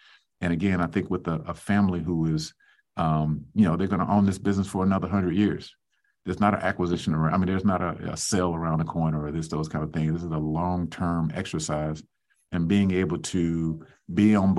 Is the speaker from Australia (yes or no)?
no; the South, United States; let me just sort of say I'm a Southerner, so my parents woke up so early in the morning when we were rising